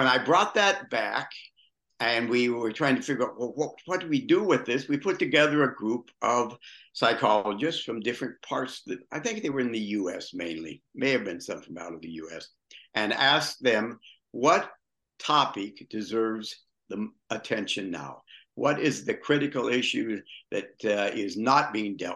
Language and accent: English; Long Beach, California, United States; moved away as an adult; also born or lived in Indianapolis, Indiana / Victoria, British Columbia / Palm Springs, California; now in Florida, United States; I grew up in Long Beach, California, and came to the Middle West in my 20s, have been there most of the time